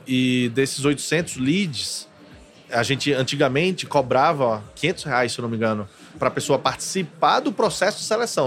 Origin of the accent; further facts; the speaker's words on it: Maceió, Alagoas, Brazil; Eu sou de Maceió